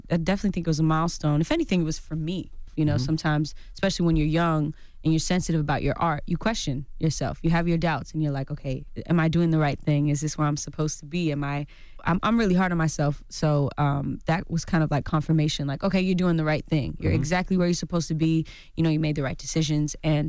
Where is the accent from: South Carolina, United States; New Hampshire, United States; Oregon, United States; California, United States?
California, United States; Well, I'm from the Bay Area.